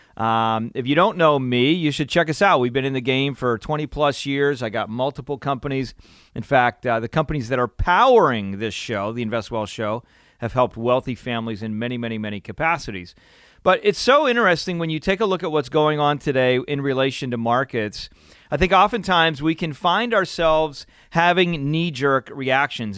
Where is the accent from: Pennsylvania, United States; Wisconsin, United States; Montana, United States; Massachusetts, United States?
Pennsylvania, United States; I'm growing up in Pennsylvania and it's a beautiful area